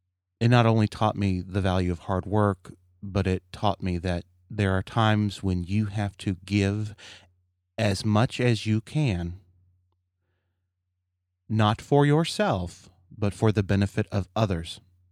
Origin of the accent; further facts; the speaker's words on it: Kentucky, United States; My folks, you know, I grew up in Kentucky, and my folks divorced